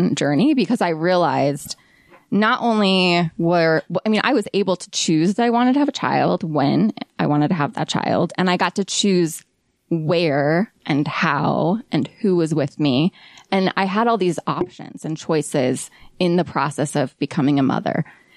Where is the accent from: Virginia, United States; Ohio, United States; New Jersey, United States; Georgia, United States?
Ohio, United States; moved away as an adult; now in Utah, United States; But we moved to Ohio when I was young, and that is where I grew up. So I grew up in the Midwest